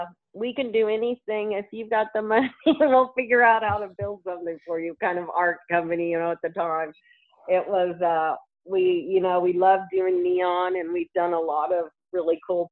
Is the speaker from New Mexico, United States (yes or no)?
yes; Albuquerque, New Mexico, United States; I grew up in the Air Force, but we lived in Albuquerque for a long time as kids, and we traveled a lot.